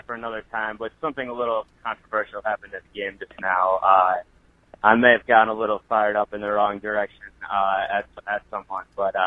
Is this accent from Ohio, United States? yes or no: yes; Cleveland, Ohio, United States; now in New York, United States; my hometown of Cleveland, Ohio